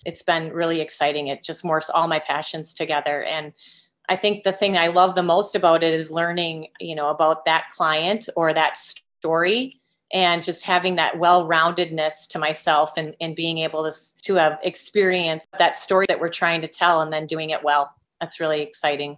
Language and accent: English; Green Bay, Wisconsin, United States; also born or lived in Northfield, Minnesota; I am a Green Bay native, born and raised in Green Bay, Wisconsin, lifelong Packers fan